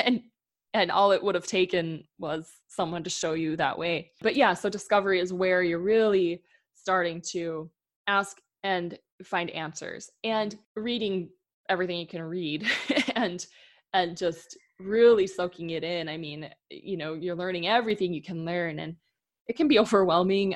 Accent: Midwest, United States; moved away as an adult; also born or lived in Minnesota; now in Oregon, United States; growing up in the Midwest

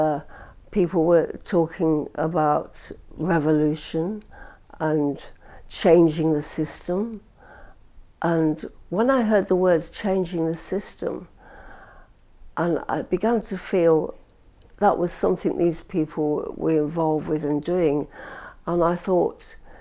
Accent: Blackpool, North West England, United Kingdom; accent: Lancashire twang; also born or lived in St Anne's-on-Sea / East London; now in London, United Kingdom; I grew up in Blackpool, and I went to school there.

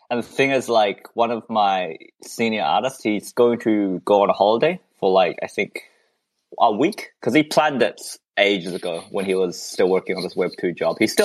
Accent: Malaysia

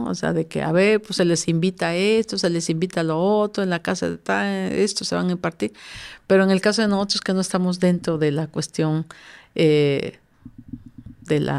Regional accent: Veracruz, Mexico

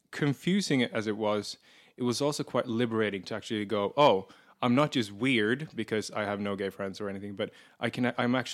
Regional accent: Erie, Pennsylvania, United States; moved away as an adult; also born or lived in Pittsburgh; I'm from Erie

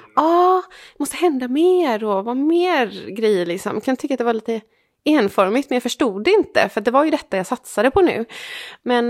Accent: Sweden; Jag är från eh, Sweden

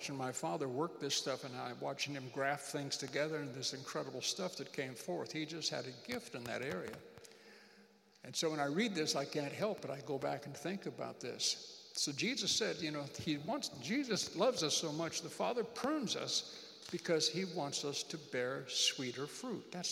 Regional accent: United States; moved away as an adult; I'm an American.

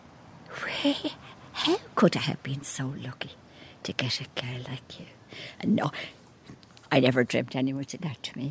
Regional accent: Dublin, Leinster, Ireland; I was born in Dublin, lived in Dublin all my life

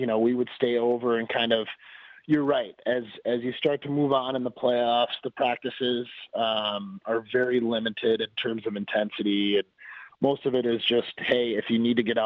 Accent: Wisconsin, United States; I'm from Wisconsin, so I know what it's like when the cold starts to melt

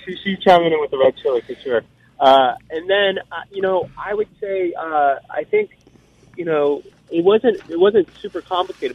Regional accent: Arizona, United States; We're from Arizona

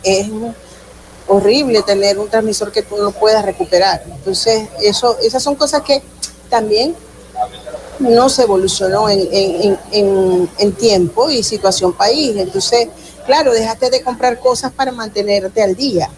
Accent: Zulia, Venezuela

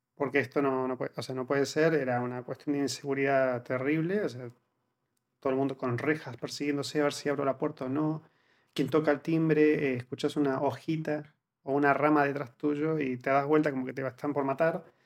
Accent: Argentina; moved away as an adult; now in Spain; cuando salí de Argentina

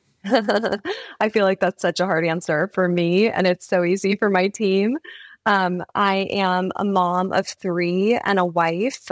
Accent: California, United States; Growing up in California

